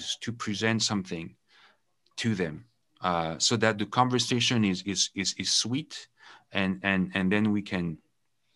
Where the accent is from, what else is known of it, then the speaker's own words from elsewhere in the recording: France; English is a second language; also born or lived in United Kingdom; now in Canada; I come from France